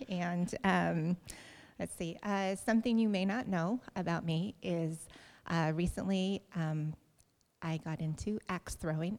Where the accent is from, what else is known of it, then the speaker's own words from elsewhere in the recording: Oregon, United States; also born or lived in Oahu, Hawaii; I was born in Oahu. We moved to Oregon when I was about 9 years old. I grew up on a farm.